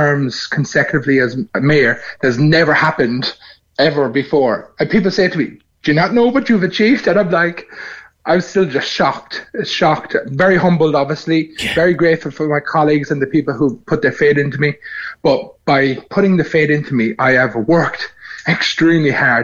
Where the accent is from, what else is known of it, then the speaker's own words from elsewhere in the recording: Cork, Munster, Ireland; moved away as an adult; now in Frankston, Australia; Born and raised in Mayfield and now running for Australian Parliament